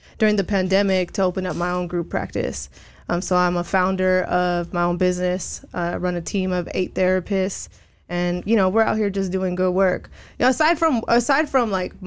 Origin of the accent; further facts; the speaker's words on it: Rowland Heights, California, United States; moved away as an adult; also born or lived in Hawaii / East Los Angeles; now in San Diego, United States; I grew up in Roland Heights